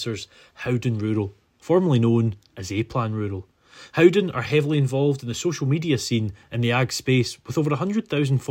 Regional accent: Scotland, United Kingdom; I'm from Scotland

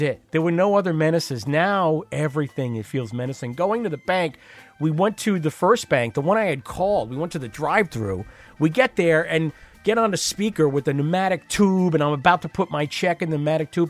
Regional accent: Long Island, New York, United States; moved away; I grew up on Long Island

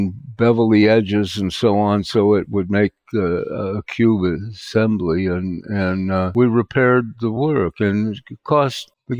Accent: Venice Beach, California, United States; also born or lived in New York; which convinced me I am not a New Yorker. I wanted to get back to Venice Beach and where I came from and be around my friends and so on.

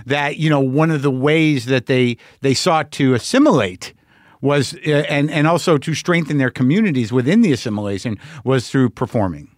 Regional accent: United States; being an American

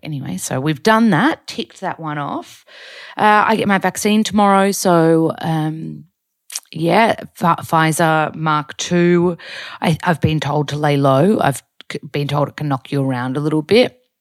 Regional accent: Australia; moved away as an adult; also born or lived in Byron Bay, Australia; now in Los Angeles, United States

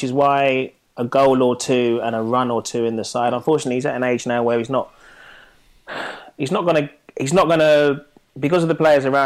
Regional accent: Nigeria; being Nigerian

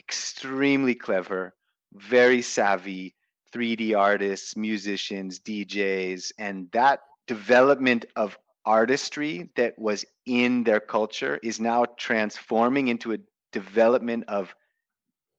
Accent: United States; moved away as an adult; now in Bali, Indonesia; growing up in the States

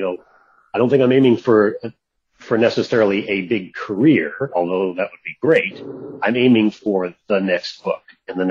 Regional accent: Seattle, Washington, United States; moved away; also born or lived in California; middle of last year, we packed up a different truck and moved back to Seattle

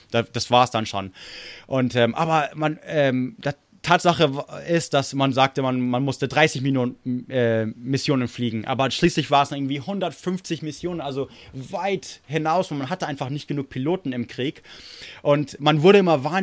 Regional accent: United States; er war in England stationiert in der amerikanischen Air Force, also ich bin Amerikaner.

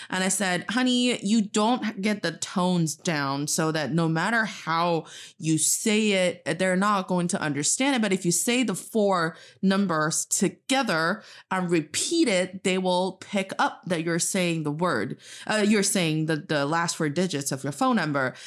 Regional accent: Northeast China, China; English is a second language; also born or lived in Charlotte, United States; now in Beijing, China; I am from the northeast part of China, and I'm speaking to you from Beijing, China.

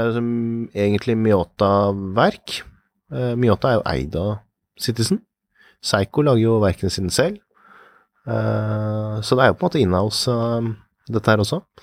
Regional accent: Norway; for oss her hjemme i Norge

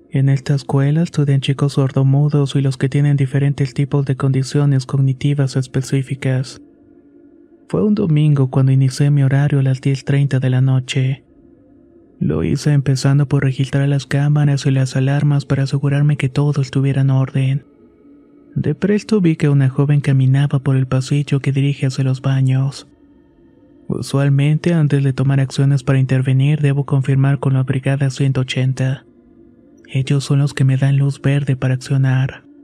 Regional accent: Yucatán, Mexico; Soy originario de Yucatán y por motivos de la pandemia mi abuelo falleció el año pasado.

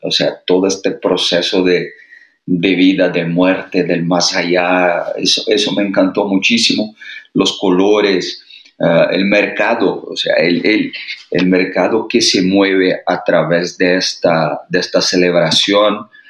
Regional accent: Brazil; Spanish is a second language; now in Mexico; nosotros brasileños

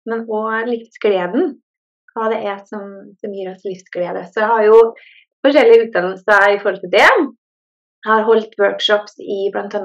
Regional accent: Norway; now in Sweden; jeg er jo fra Norge, men jeg bor i Sverige.

